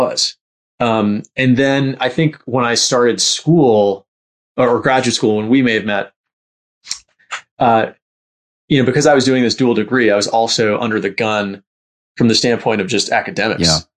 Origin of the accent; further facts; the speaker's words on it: New York City, New York, United States; I grew up in Bayside, Queens, which is like close to Long Island, but sort of still in the city.